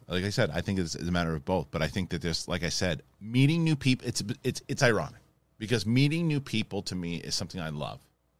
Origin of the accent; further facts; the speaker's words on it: East Coast, United States; I'm from the East Coast.